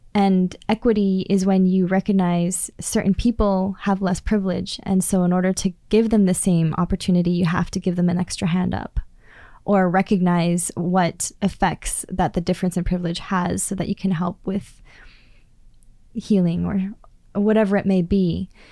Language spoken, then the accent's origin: English; Prince George, British Columbia, Canada; I come from Klaytli Tanay. I come from the people where the two rivers flow together.